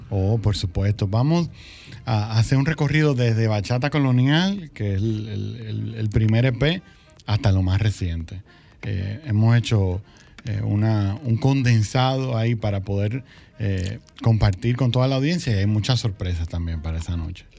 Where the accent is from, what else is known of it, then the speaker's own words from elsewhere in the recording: Santiago de los Caballeros, Santiago, Dominican Republic; moved away; also born or lived in Santo Domingo; yo crecí en Santiago, vinimos a la capital